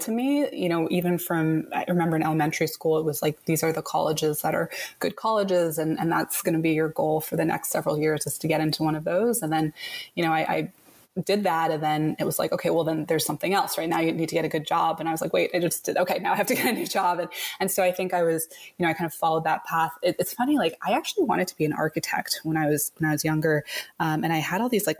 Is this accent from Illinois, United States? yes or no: no; right outside Boston, Massachusetts, United States; I grew up in Massachusetts, right outside Boston